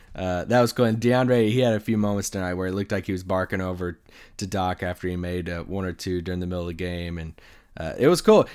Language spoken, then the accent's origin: English; Kentucky, United States; moved away; back in my home state in Kentucky